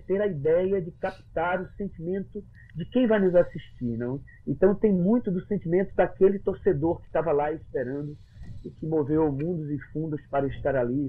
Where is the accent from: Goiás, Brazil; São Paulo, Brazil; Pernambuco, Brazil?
Pernambuco, Brazil; accent: Pernambucano; Aí eu comecei a puxar o, o, o sotaque pernambucano ainda mais pro sertão